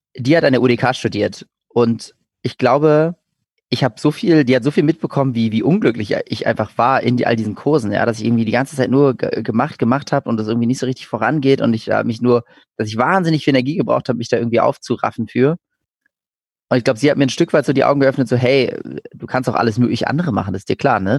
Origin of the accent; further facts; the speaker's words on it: Berlin, Germany; ich bin in, in Berlin geboren und aufgewachsen.